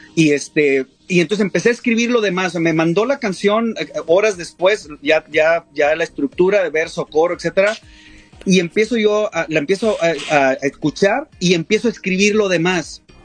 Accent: Coahuila, Mexico; somos de Coahuila, es un estado del, noreste

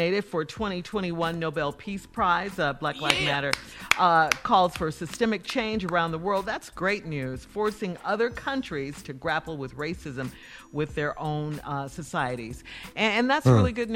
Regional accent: Chicago, Illinois, United States; Growing up in Chicago

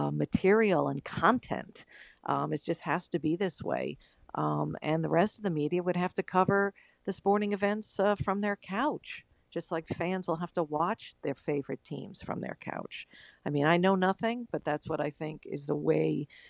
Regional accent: Long Island, New York, United States; I grew up on Long Island

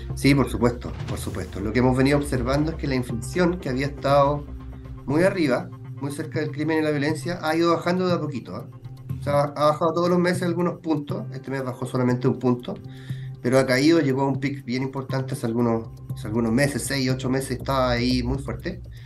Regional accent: Chile; nos jactábamos como chilenos

